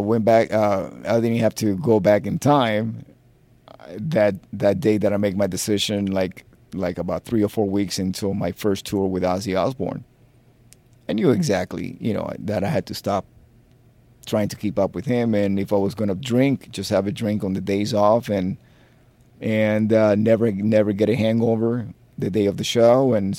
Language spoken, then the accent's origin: English; Miami, Florida, United States; Look, you have to remember, I come from Miami. That was like party town. I could have stayed playing in a disco band.